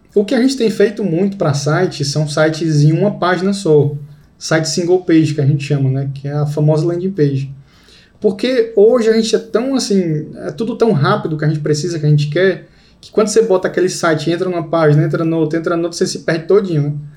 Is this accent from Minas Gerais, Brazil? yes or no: no; Fortaleza, Ceará, Brazil; eu sou de Fortaleza